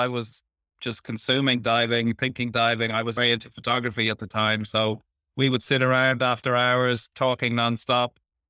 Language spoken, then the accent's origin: English; Ireland; now in Philippines; We, being Irish and English, we do come from culturally similar backgrounds.